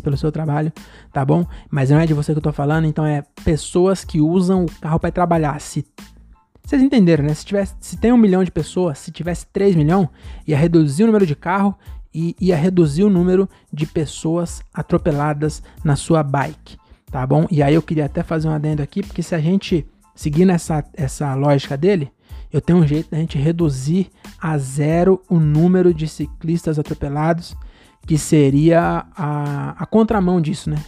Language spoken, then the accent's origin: Portuguese; Francisco Morato, São Paulo, Brazil; Eu sou de Morato, que é só morro